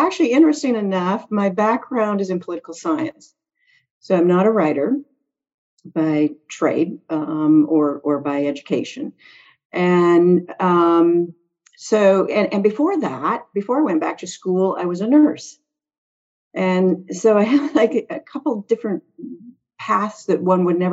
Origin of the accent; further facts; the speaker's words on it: Prince Albert, Saskatchewan, Canada; moved away as an adult; also born or lived in Boston / Virginia; now in Charlottesville, United States; I'm from, I'm from Canada, but even Canadians laugh when I tell them where I'm from. So I was born in a place called Prince Albert, Saskatchewan